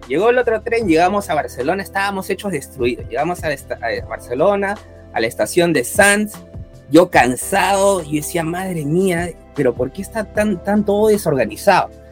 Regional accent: Japan; also born or lived in Latin America; toda mi vida prácticamente de, que, tengo uso de razón, le, he vivido en Japón

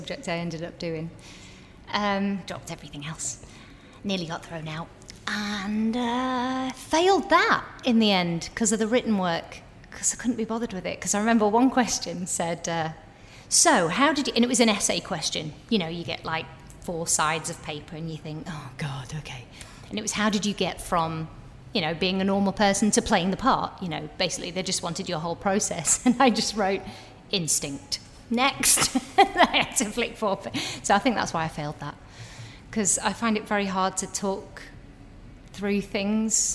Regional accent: Preston, North West England, United Kingdom; moved away; I was from Preston

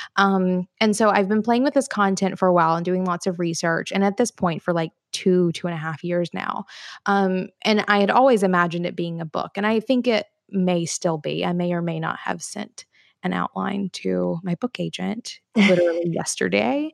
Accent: Florence, Alabama, United States; now in Chattanooga, United States; my hometown, though, Florence, Alabama

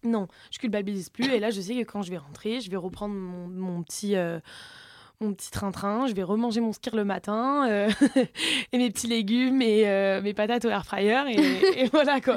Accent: south of France, France; accent: southern; je viens du sud de la France

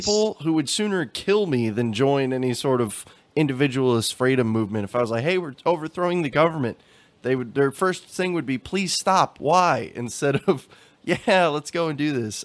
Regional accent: Texas, United States; growing up in Texas

